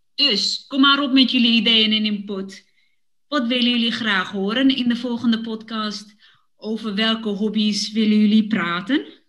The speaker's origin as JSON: {"language": "Dutch", "town": "Woerden", "region": "Utrecht", "country": "Netherlands", "tie": "born or raised there", "moved": "yes", "lives_now": "Amsterdam, Netherlands", "said": "Ik heb met mijn ouders in Woerden gewoond toen ik klein was"}